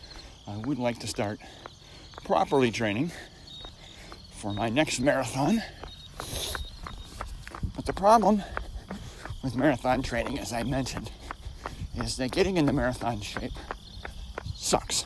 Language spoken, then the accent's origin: English; New York, United States; moved away; growing up in New York